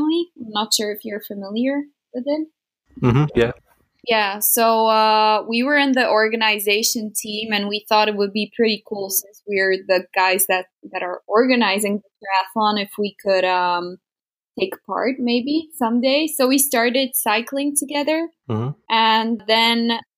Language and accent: English; Slovakia; English is a second language; I'm from Slovakia